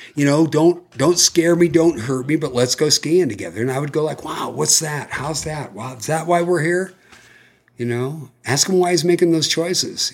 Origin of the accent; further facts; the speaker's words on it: California, United States; I'm from California